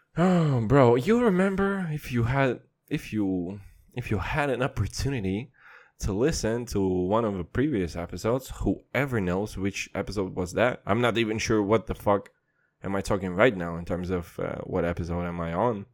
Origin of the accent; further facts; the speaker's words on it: Kazakhstan; I'm from Kazakhstan